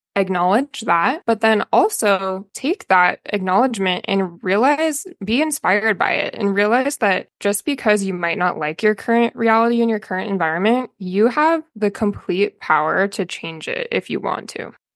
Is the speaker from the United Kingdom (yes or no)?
no; Albany, Oregon, United States; I'm from Oregon. I went to West Albany High School